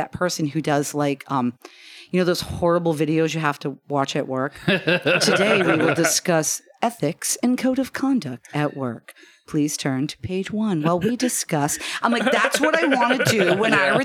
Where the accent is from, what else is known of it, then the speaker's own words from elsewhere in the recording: Maine, United States; we're from Maine